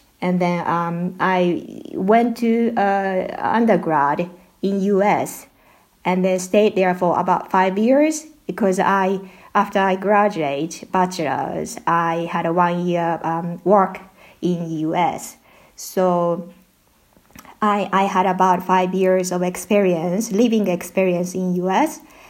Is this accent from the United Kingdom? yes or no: no; Osaka, Japan; first language Japanese; English is a second language; Yes, I was born and raised in Osaka